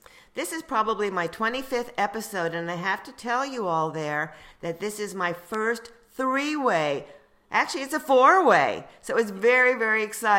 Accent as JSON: {"language": "English", "region": "New Jersey", "country": "United States", "said": "I'm from New Jersey"}